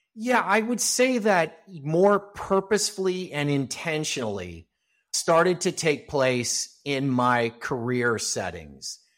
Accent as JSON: {"language": "English", "town": "Los Angeles", "region": "California", "country": "United States", "tie": "born or raised there", "said": "I grew up here in Southern California. I'm still a, a, a Los Angeles native, live in a suburb of Los Angeles"}